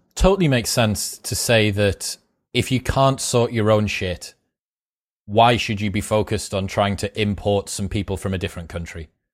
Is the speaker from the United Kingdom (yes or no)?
yes; United Kingdom; I'm British